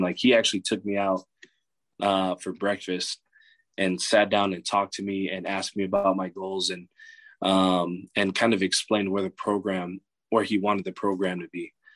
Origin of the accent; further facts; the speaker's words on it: California, United States; moved away as an adult; also born or lived in Hacienda Heights, California / Bozeman, Montana; I'm from California, too